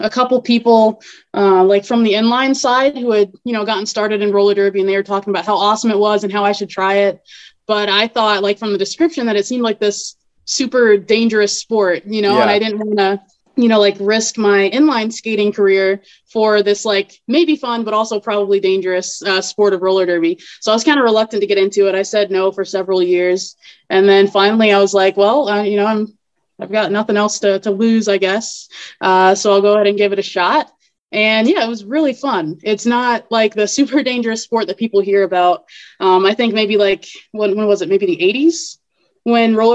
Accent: Ocala, Florida, United States; I grew up in Ocala, just a little bit south of Gainesville

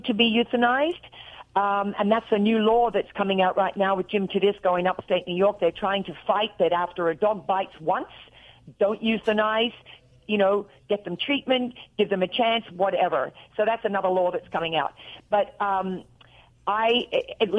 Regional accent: Australia; accent: Australian; also born or lived in Tennessee; now in Nashville, United States; When I talk to my sister on the phone in Australia, I get off there and I'm real Australian

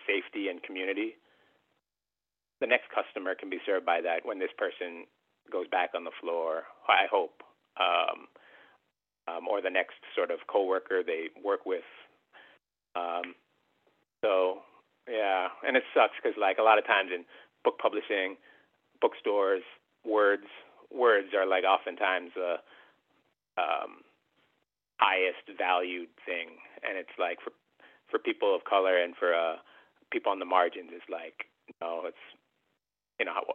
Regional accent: Canada; being like Filipino-Canadian

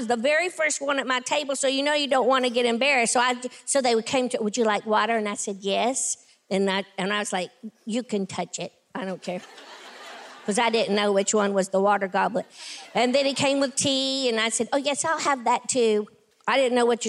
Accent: Tennessee, United States; I'm a kid from Tennessee. I grew up with, you know, very little

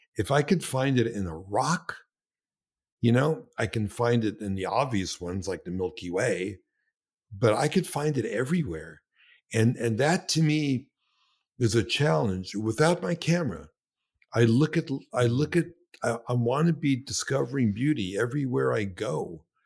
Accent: New York City, New York, United States; I was born in Brooklyn

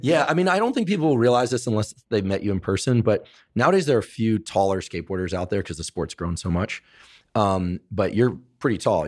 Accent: Northern California, United States; I was from Northern California

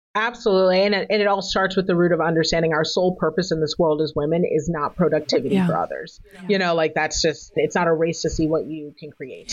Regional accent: United States; my parents are African immigrants, but I was born in America

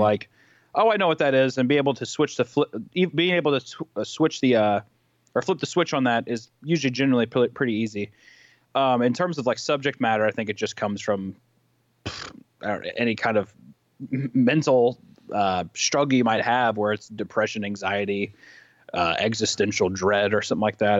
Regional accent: Kansas City, Missouri, United States; I grew up in Kansas City, Missouri

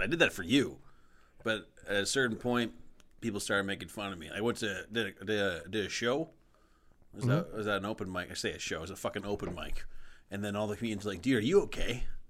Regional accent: Canada

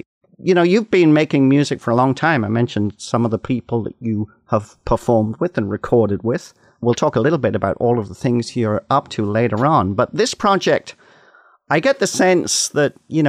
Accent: Canada; as a Canadian

